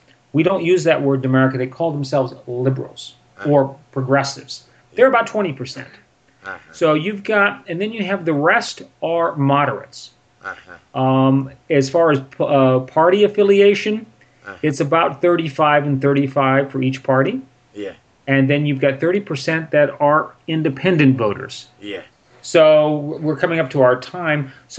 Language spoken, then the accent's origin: English; California, United States; moved away; I'm from California. And I have to vote in California by absentee ballot.